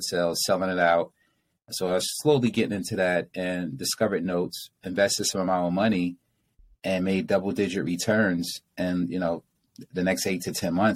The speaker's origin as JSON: {"language": "English", "town": "Newark", "region": "New Jersey", "country": "United States", "tie": "born or raised there", "said": "I was born and raised in Newark, which is, you know, the ghetto pretty much"}